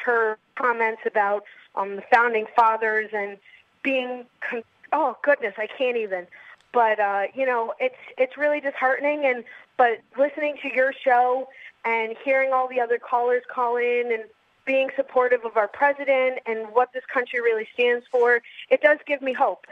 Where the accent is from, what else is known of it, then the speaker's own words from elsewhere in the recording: New York, United States; I'm born and raised in New York